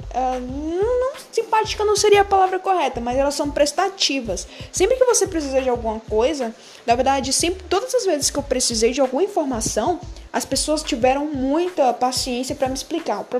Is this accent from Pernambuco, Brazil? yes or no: no; Bahia, Brazil; now in São Paulo, Brazil; Na verdade, eu sou do interior da Bahia e eu vim para São Paulo. Tem quatro anos que eu tô em São Paulo.